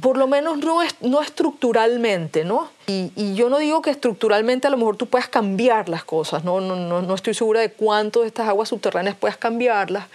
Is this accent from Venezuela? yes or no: yes; Venezuela; yo soy venezolana y vivo en Venezuela